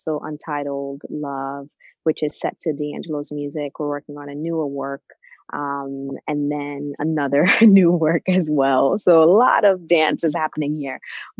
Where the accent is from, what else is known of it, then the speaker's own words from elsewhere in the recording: Trinidad & Tobago; now in New York, United States; I am originally from Trinidad, and I moved to New York in 1998 with my family.